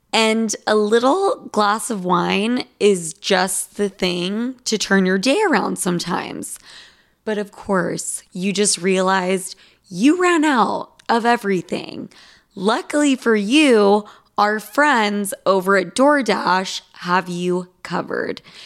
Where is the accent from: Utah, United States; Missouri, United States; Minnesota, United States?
Utah, United States; I'm from fucking Utah